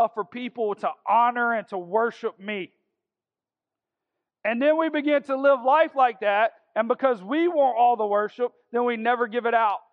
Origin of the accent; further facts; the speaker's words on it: Augusta, Georgia, United States; I'm from South Augusta, and I graduated from Cross Creek High School.